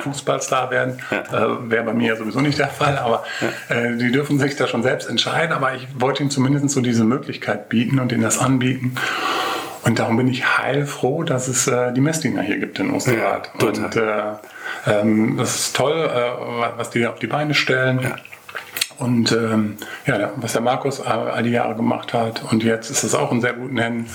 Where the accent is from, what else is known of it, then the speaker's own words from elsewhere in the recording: Nordhorn, Lower Saxony, Germany; also born or lived in Cologne; now in Meerbusch, Germany; Ich komme aus Nordhorn, mhm. Grafschaft Bentheim.